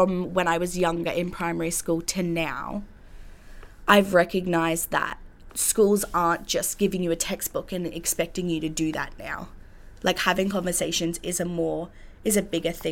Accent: Sandgate, Queensland, Australia; I came from Sandgate District State High School

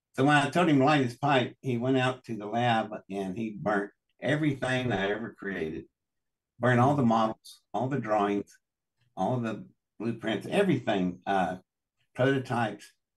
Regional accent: Welch, West Virginia, United States; I was born in Welch, West Virginia, in District 10 of the Pocahontas coalfields.

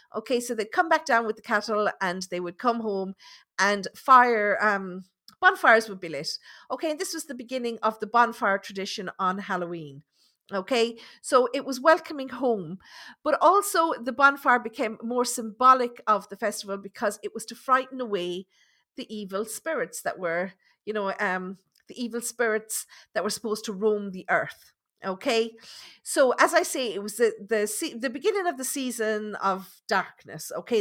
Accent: Ireland; being Irish

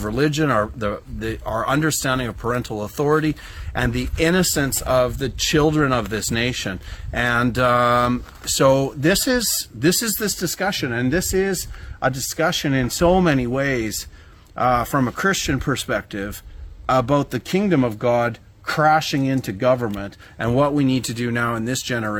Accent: Canada; as a Canadian that loves Canada

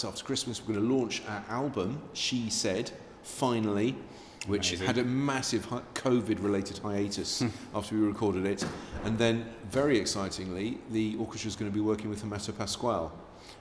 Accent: Amersham, South East England, United Kingdom; also born or lived in Newcastle upon Tyne / southeast London; now in London, United Kingdom; I was born up there, and then I was brought up in Amersham, in Buckinghamshire

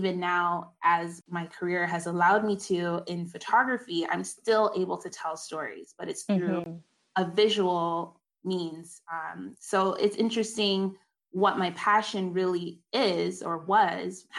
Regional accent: Canada; also born or lived in South Carolina, United States; I'm Canadian

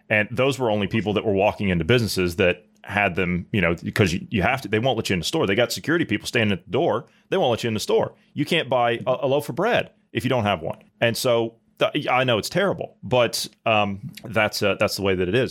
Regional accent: Ohio, United States; moved away; I'm from Ohio

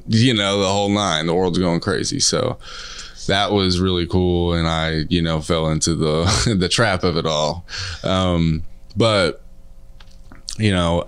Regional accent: Kansas City, Missouri, United States; I was born in North Kansas City Hospital

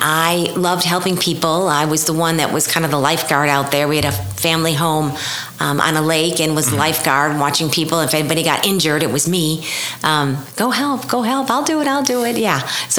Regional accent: Milwaukee, Wisconsin, United States; moved away as an adult; also born or lived in Chicago, Illinois / Madrid, Spain / Guadalajara, Mexico / Alva, Oklahoma; now in Edmond, United States; I was born in Milwaukee, Wisconsin.

